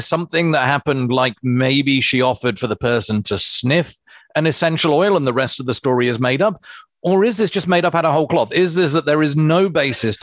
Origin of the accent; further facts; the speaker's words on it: England, United Kingdom; now in New Zealand; being English